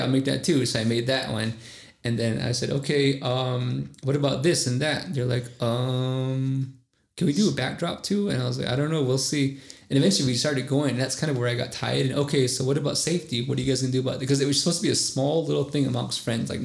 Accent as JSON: {"language": "English", "town": "Hard Rock", "region": "Arizona", "country": "United States", "said": "our community of Hard Rock"}